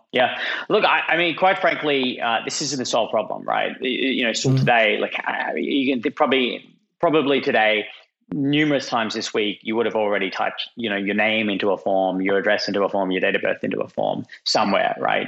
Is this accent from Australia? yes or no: yes; Australia; moved away; as you can tell from my funny accent, I'm, I'm Australian and was living in Australia at the time.